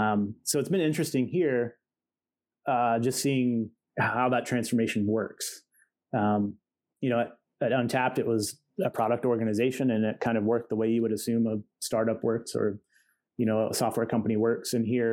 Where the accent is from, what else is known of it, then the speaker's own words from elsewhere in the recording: Cleveland, Tennessee, United States; moved away as an adult; also born or lived in Roanoke, Virginia / Tampa, Florida; now in Cincinnati, United States; I was born in Roanoke, Virginia. Okay. And I moved to Cleveland, Tennessee. And that's where I grew up, essentially.